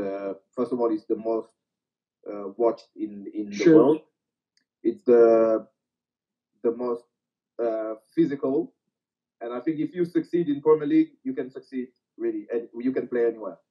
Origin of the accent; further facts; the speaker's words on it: France; France is my home country